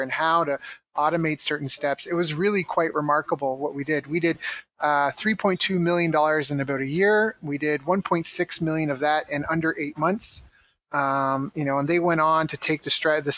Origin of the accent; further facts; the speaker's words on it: Canada; moved away as an adult; also born or lived in Tokyo, Japan / San Diego, United States; I was in my hometown, and I really wanted to leave. I'd already lived in Tokyo, and I lived in other cities around Canada